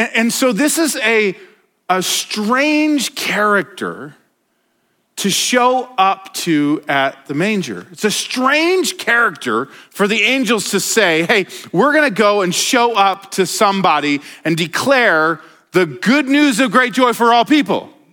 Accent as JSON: {"language": "English", "town": "Denver", "region": "Colorado", "country": "United States", "tie": "born or raised there", "moved": "yes", "lives_now": "Montana, United States", "said": "I, I grew up in Denver"}